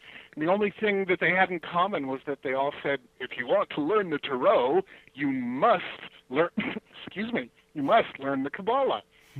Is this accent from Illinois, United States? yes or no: yes; Chicago, Illinois, United States; born there; also born or lived in Los Angeles; I was born in Chicago, Illinois, and moved out to Los Angeles and lived there most of my life.